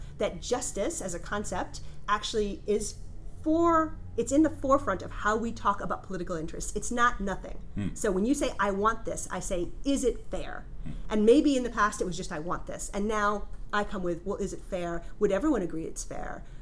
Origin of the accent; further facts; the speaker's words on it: United States; moved away as an adult; also born or lived in Denmark; now in France; I'm from the United States